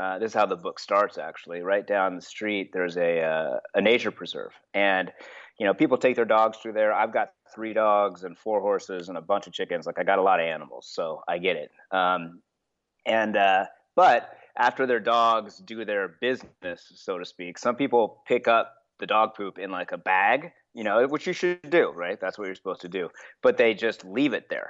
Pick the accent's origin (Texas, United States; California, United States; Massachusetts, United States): California, United States; Long Beach; I grew up on Park Avenue in Long Beach, California